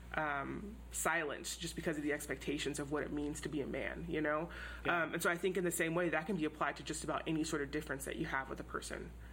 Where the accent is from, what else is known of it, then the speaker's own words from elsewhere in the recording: Houston, Texas, United States; moved away as an adult; I grew up in Houston, which is a super diverse city